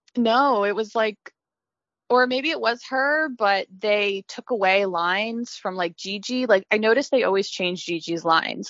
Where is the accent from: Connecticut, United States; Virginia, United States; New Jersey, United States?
Virginia, United States; I grew up in Virginia where we had a lot of anime conventions